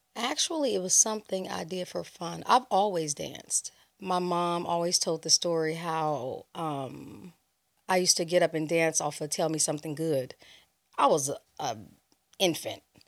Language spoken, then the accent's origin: English; Los Angeles, California, United States; also born or lived in Chicago, Illinois; I grew up in Los Angeles, California. I was born in Chicago, raised in LA.